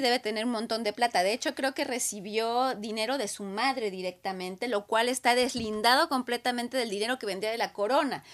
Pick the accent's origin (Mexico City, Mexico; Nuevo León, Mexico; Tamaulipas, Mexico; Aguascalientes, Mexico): Aguascalientes, Mexico; now in Canada; la región donde yo crecí, en Aguascalientes, en México, que está en el centro de la República